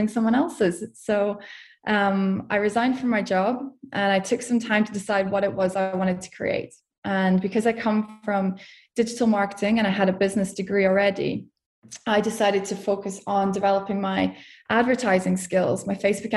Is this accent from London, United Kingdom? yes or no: no; Scotland, United Kingdom; moved away; also born or lived in Portugal; I'm from Scotland, as you can probably hear.